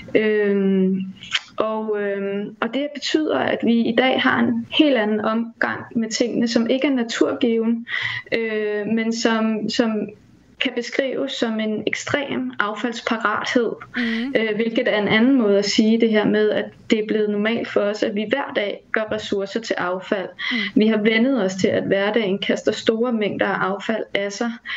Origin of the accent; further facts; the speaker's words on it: Denmark; vi har som danskere